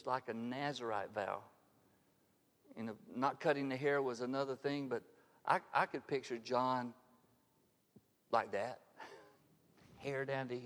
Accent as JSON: {"language": "English", "town": "Harpersville", "region": "Alabama", "country": "United States", "tie": "born or raised there", "said": "we grew up in Harpersville"}